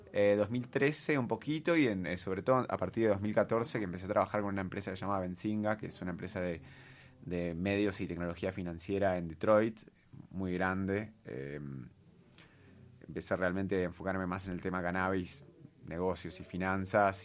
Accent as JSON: {"language": "Spanish", "country": "Argentina", "tie": "born or raised there", "said": "yo soy argentina, obviamente, para los que no se dieron cuenta por el acento. Eh, me eduqué en Argentina"}